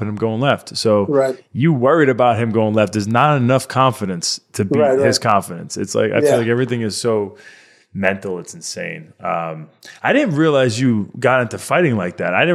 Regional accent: Long Island, New York, United States; born or raised there

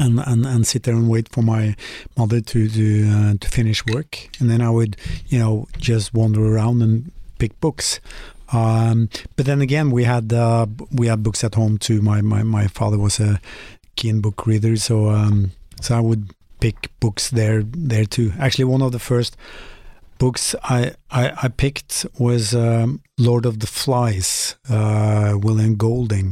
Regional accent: Molde, Møre og Romsdal, Norway; English is a second language; mostly in Molde, my hometown.

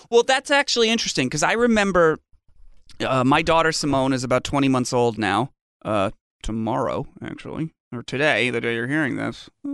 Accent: Fairfield, Connecticut, United States; my hometown now, Fairfield, Connecticut

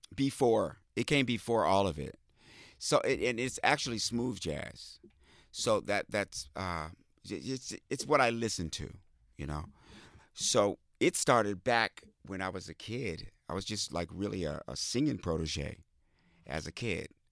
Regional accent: Midwest, United States; I grew up in the Midwest on farms and communes

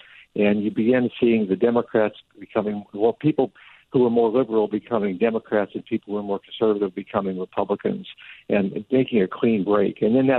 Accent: Western Pennsylvania, United States; moved away; When I was growing up in Western Pennsylvania

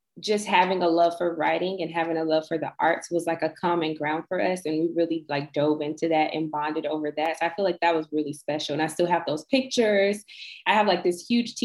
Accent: United States; I'm from America but I'm like returning to my roots

